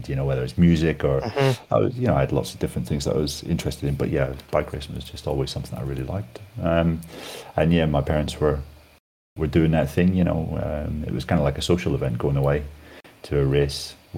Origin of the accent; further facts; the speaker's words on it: Northern Ireland, United Kingdom; I'm from Northern Ireland